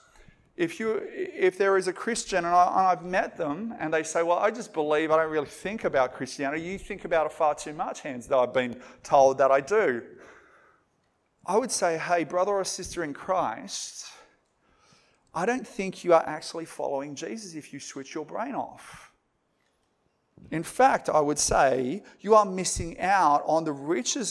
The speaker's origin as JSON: {"language": "English", "town": "Moree", "region": "New South Wales", "country": "Australia", "tie": "born or raised there", "said": "I grew up in Moree"}